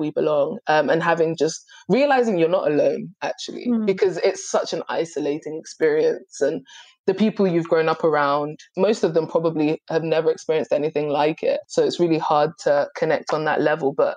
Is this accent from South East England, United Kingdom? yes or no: no; Dagenham, London, United Kingdom; also born or lived in Gambia / Manchester; growing up in Dagenham